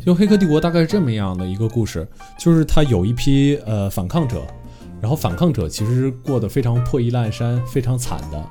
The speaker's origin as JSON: {"language": "Chinese", "country": "China", "said": "我本身作为一个中国人"}